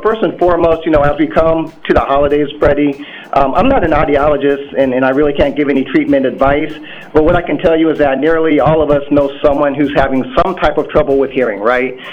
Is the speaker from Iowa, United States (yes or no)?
yes; Des Moines, Iowa, United States; moved away as an adult; also born or lived in Hampton, Virginia; now in Minneapolis, United States; I'm originally from Des Moines, Iowa